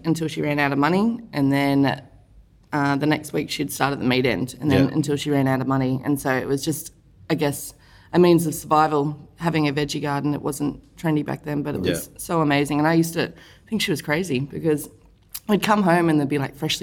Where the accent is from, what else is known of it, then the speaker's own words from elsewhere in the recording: Gympie, Queensland, Australia; also born or lived in Melbourne / Noosa; now in Brisbane, Australia; I moved up from Melbourne when I was like 5, and I grew up between Noosa and Gympie in the country there, and then went to all the Gympie schools.